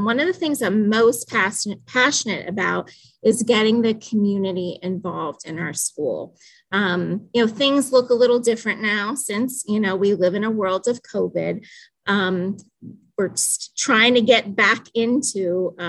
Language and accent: English; Danville, Pennsylvania, United States; I am from Danville, Pennsylvania